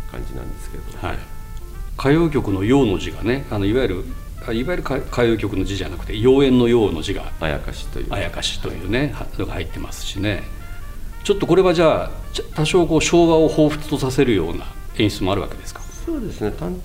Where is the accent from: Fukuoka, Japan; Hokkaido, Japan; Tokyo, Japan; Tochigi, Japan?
Fukuoka, Japan; born or raised there; moved away